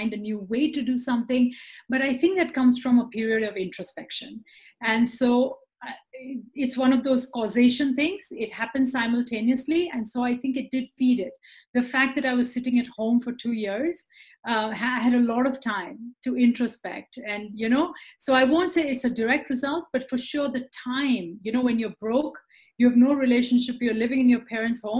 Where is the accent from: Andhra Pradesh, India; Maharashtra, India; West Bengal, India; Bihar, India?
Maharashtra, India; Mumbai; moved away as an adult; also born or lived in United States; I grew up in India, in Mumbai, which is on the west coast of India